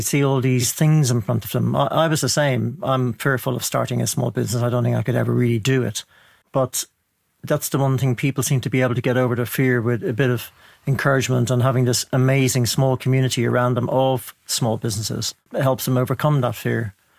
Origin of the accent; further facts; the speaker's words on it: Ireland; Well, I'm Irish. Can you not tell?